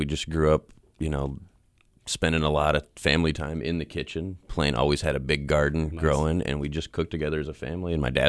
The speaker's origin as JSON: {"language": "English", "region": "Oklahoma", "country": "United States", "tie": "born or raised there", "said": "I grew up in Oklahoma."}